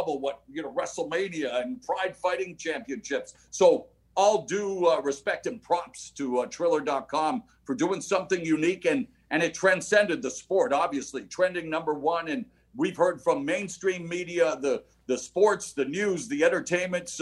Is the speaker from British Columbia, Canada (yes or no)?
yes; Vancouver, British Columbia, Canada; moved away; also born or lived in Toronto; I started my career at 16 in my hometown of Vancouver